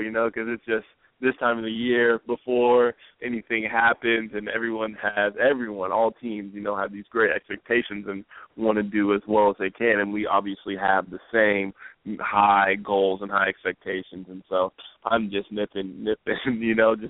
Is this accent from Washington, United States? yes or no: yes; Olympia, Washington, United States; Growing up in Washington